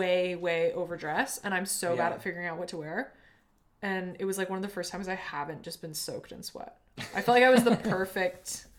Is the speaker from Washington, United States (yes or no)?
yes; Seattle, Washington, United States; I'm from Seattle